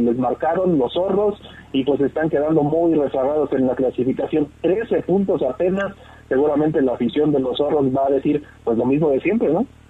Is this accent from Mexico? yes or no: yes; Mexico; nosotros somos mexicanos